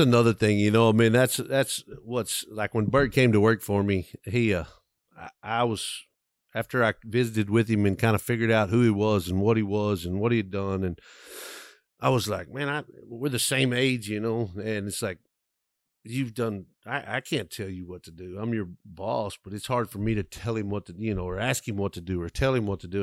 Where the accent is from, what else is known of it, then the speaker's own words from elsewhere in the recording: west of Abilene, West Texas, United States; I grew up kinda in West Texas, I'm in f, west of Abilene